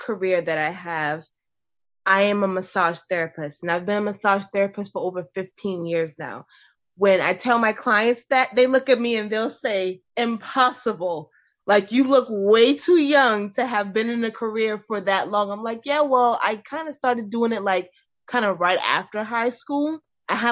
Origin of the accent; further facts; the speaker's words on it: McClellanville, South Carolina, United States; also born or lived in Mount Pleasant, South Carolina / North Charleston, South Carolina / Summerville, South Carolina; I have grown up in McClellanville my entire life